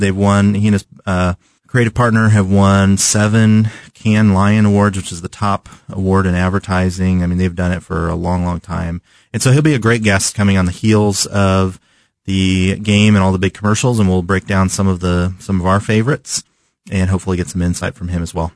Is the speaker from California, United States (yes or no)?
yes; Southern California, United States; now in Kansas City, United States; one of the places I grew up in Southern California